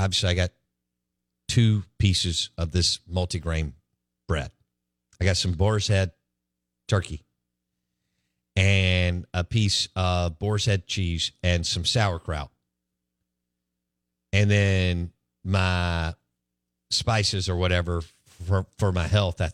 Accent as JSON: {"language": "English", "town": "Jackson", "region": "Mississippi", "country": "United States", "tie": "born or raised there", "said": "growing up in Belhaven"}